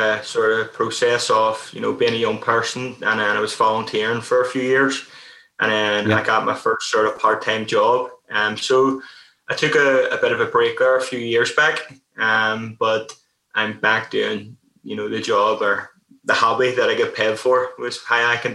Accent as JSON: {"language": "English", "town": "Belfast", "region": "Northern Ireland", "country": "United Kingdom", "tie": "born or raised there", "said": "I grew up in Belfast, Northern Ireland"}